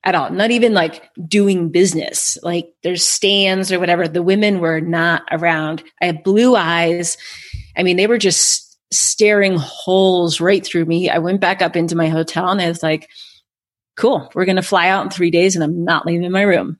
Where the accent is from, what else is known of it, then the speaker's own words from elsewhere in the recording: United States; white girl from America